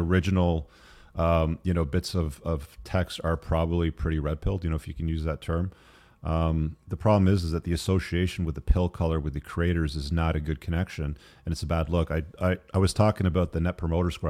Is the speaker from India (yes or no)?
no; England, United Kingdom; I was born in England